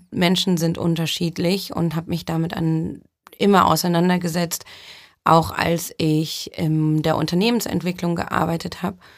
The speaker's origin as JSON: {"language": "German", "town": "Düsseldorf", "region": "North Rhine-Westphalia", "country": "Germany", "tie": "born or raised there", "also_born_or_lived": "Brazil", "said": "Also ich komme gebürtig aus Düsseldorf, bin aber auch in Brasilien aufgewachsen. Das heißt, ähm, ich bin ein Weltbürger."}